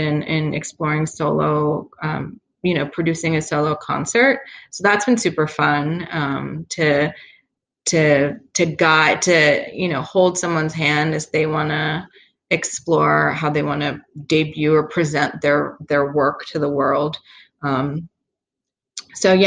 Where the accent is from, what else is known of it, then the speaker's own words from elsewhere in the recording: Philadelphia, Pennsylvania, United States; now in Pittsburgh, United States; I'm from Philadelphia